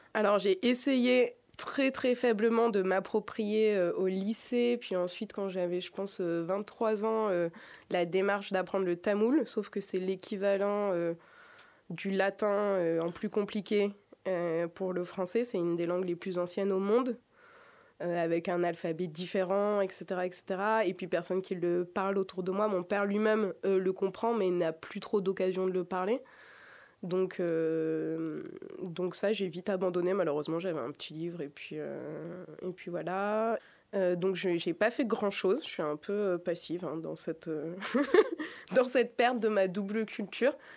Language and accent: French; Grenoble, Auvergne-Rhône-Alpes, France; Je suis née à Grenoble et pas à, Annecy.